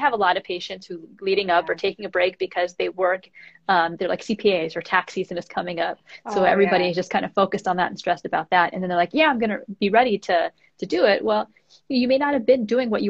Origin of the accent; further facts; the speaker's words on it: East Coast, United States; moved away as an adult; now in California, United States; I'm from the East Coast